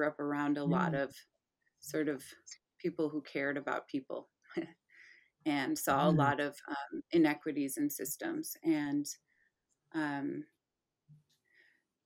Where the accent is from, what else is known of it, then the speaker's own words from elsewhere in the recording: Michigan, United States; I was raised in Michigan.